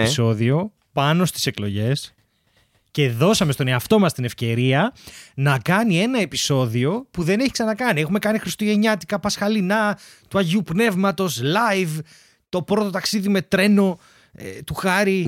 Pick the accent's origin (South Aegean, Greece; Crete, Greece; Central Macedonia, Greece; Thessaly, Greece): Thessaly, Greece; Larissa; now in Athens, Greece; στη Λάρισα, στο χωριό μου